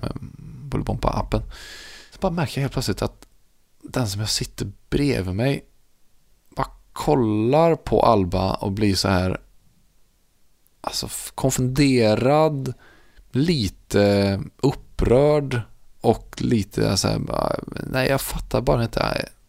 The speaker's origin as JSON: {"language": "Swedish", "region": "Värmland", "country": "Sweden", "said": "jag är värmlänning"}